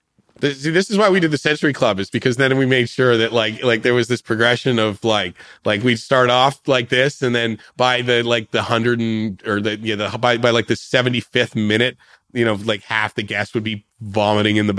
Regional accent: Toronto, Ontario, Canada; moved away as an adult; now in United States; I'm from Toronto

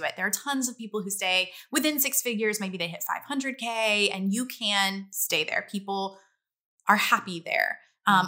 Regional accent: Louisiana, United States; I grew up in Louisiana

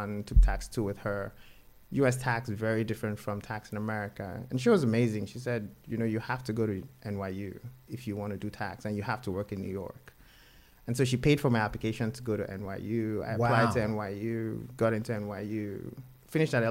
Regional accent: Nigeria; moved away; I grew up in Nigeria

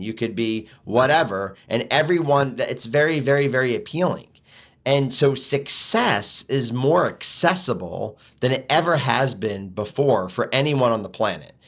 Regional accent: Philadelphia, Pennsylvania, United States; now in Michigan, United States; move back to Philly, uh, which is where I'm originally from

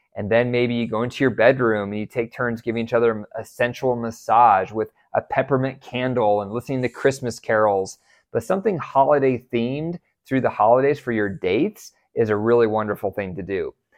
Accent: United States; I was raised in America

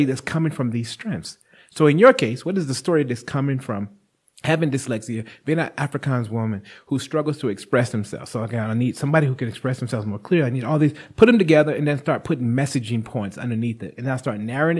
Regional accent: United States; now in South Africa; as an American

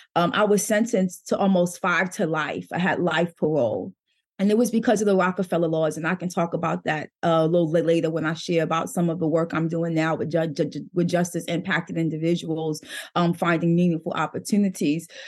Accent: New York City, New York, United States; moved away; I grew up in Brooklyn, New York

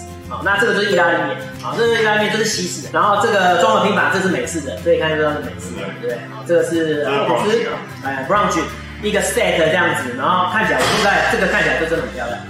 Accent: Taiwan; 然后因为我们台湾人还是会有一点，就是说没办法接受，就是有点。太重咸。

